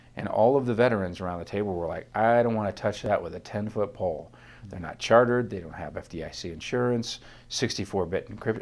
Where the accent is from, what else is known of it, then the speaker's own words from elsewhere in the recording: northern Ohio, United States; I grew up in a tiny little town in northern Ohio, thirteen miles from the Canadian border across Lake Erie.